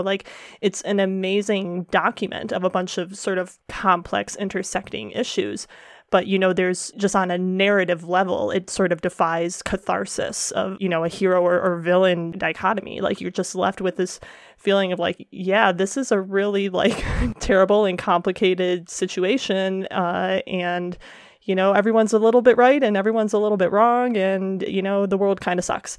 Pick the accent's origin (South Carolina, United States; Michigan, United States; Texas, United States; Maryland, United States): Michigan, United States; Detroit; my hometown is Detroit